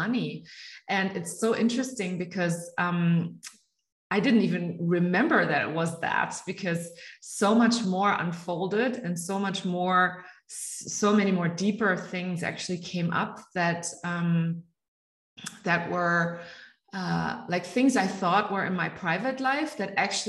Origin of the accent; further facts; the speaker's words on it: Germany; first language German; English is a second language; also born or lived in United States; I live in Munich, Germany. I am born and raised in Germany, but I'm educated in the United States